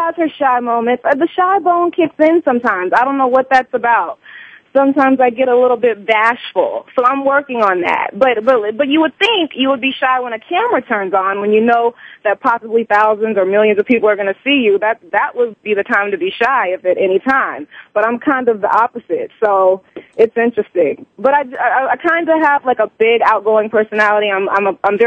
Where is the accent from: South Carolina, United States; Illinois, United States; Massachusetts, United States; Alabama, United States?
South Carolina, United States; Columbia; moved away; also born or lived in Orangeburg, South Carolina; So I was born in Orangeburg, but I grew up in Columbia, South Carolina